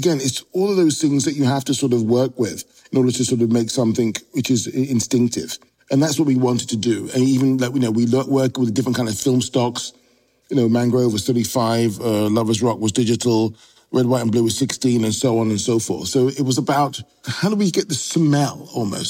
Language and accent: English; London, United Kingdom; also born or lived in Notting Hill, London; I was born within a mile of Notting Hill. We grew up in Shepherd's Bush, was the next door neighborhood